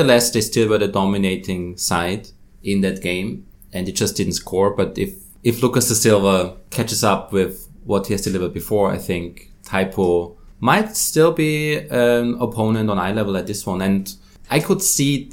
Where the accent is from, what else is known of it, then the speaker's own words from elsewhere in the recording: Austria; now in Hong Kong; I'm from Austria